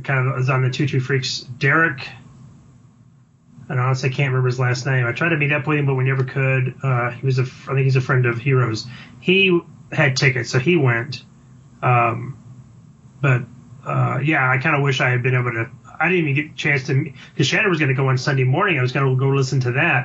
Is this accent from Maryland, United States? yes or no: no; Dallas, Texas, United States; I'm from Dallas